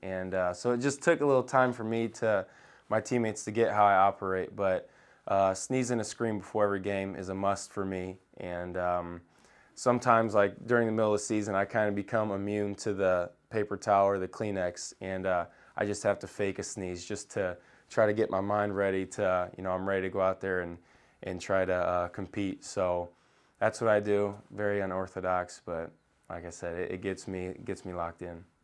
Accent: Indiana, United States; I grew up in Indiana

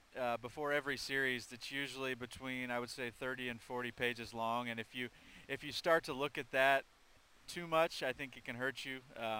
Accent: Midwest, United States; I think for me, growing up in the Midwest, I got a chance to watch a lot of Cardinals games.

